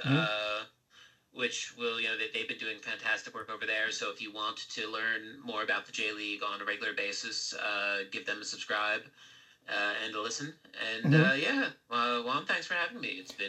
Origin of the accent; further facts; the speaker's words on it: Philadelphia, Pennsylvania, United States; now in Japan; I'm from Philadelphia originally.